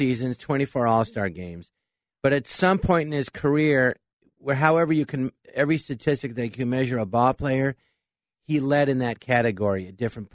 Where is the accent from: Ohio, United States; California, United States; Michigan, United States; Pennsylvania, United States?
California, United States; Los Angeles; I grew up in Los Angeles